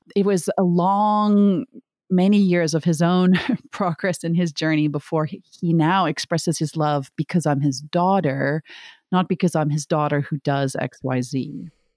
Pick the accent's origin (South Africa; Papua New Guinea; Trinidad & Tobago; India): South Africa; moved away; I'm from South Africa originally